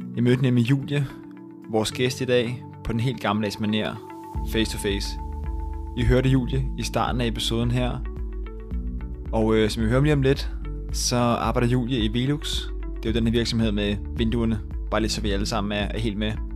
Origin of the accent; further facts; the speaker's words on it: Rødovre, Capital Region of Denmark, Denmark; jeg kommer selv fra, fra Rødovre af